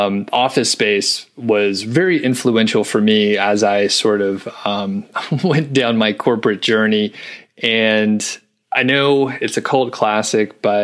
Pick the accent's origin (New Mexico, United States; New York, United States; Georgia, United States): Georgia, United States; Atlanta; also born or lived in Bozeman, Montana; now in Montana, United States; I'm from the Southeast, from the Atlanta area, and then found our way to Montana